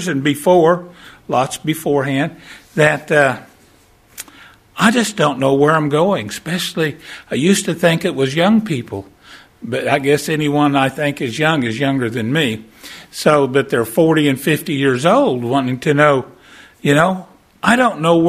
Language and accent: English; Texarkana, United States; My wife and I, we're from Texarkana, and we do fair ministries